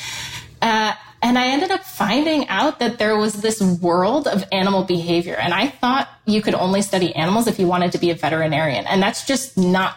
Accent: Ann Arbor, Michigan, United States; moved away; I'm from the Ann Arbor area

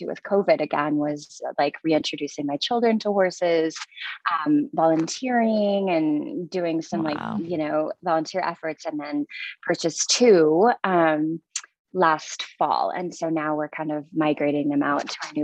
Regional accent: small town Minnesota, United States; moved away as an adult; now in Reno, Nevada, United States; small town Minnesota

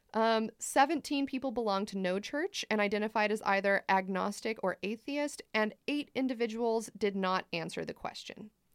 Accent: United States; I am not Swiss, I am American

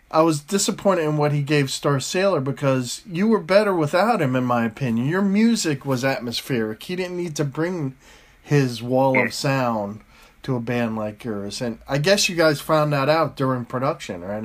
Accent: United States

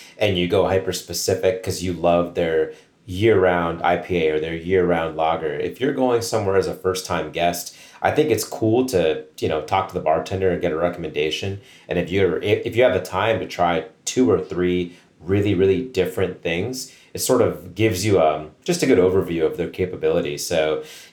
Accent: Ohio, United States; now in Pittsburgh, United States; a lot of people in my hometown, like back home in Ohio

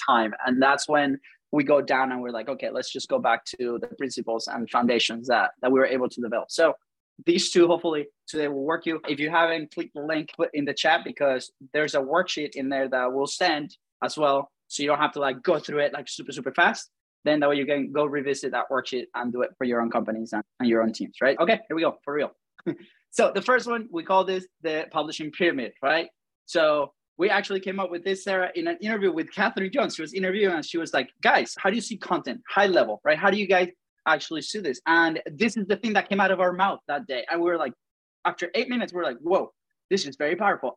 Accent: Venezuela; accent: funny; moved away; I have a funny accent. So if you haven't noticed, I'm from Venezuela

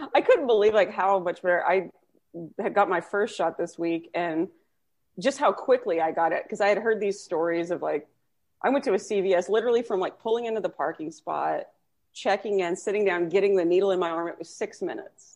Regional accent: Texas, United States; I'm from Texas

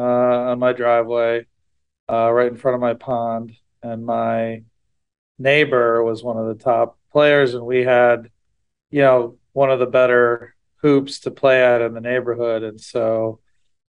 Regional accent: Ohio, United States; also born or lived in Wisconsin; I actually grew up more in Ohio, so I moved to Ohio when I was six from Wisconsin. So my kindergarten through senior year of high school was in Ohio

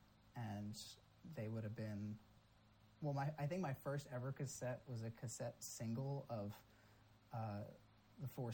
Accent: about an hour north of New York City, United States; I grew up about an hour north of the city

